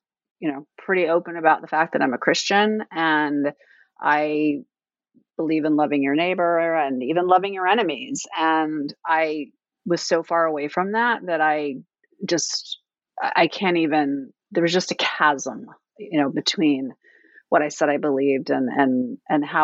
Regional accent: Fairbanks, Alaska, United States; now in Washington, D.C., United States; I live in Washington, D.C., but I was raised in Fairbanks, Alaska, so I'm very, very far away

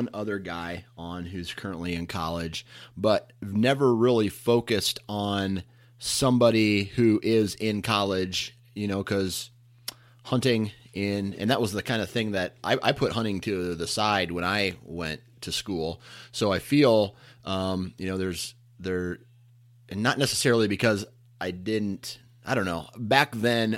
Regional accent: Mount Pleasant, Iowa, United States; my hometown of Mount Pleasant, Iowa

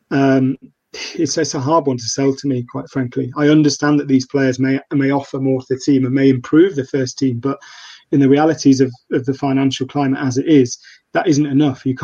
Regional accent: Nottingham, East Midlands, United Kingdom; moved away as an adult; Yeah, born and bred in Nottingham. Uh, I left to go to uni, and that that's it. Um, so yeah, I, I'm born in '85

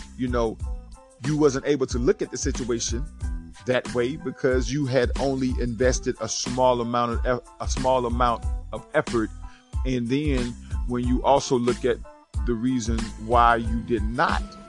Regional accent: Rocky, South Carolina, United States; I'm from Rocky, South Carolina.

